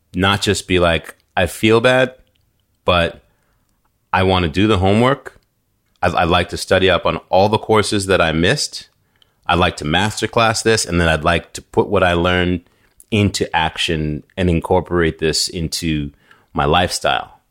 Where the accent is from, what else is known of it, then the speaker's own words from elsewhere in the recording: New York City, New York, United States; moved away; also born or lived in New England; I grew up, before I moved to New England, I, I grew up in New York. I lived in Staten Island